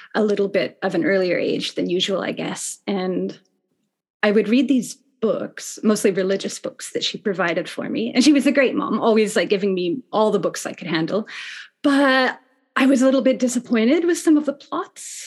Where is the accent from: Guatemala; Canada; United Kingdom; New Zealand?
Canada; West Coast of Canada; moved away as an adult; now in Tokyo, Japan; I am from Canada, from the West Coast, and I've been in Tokyo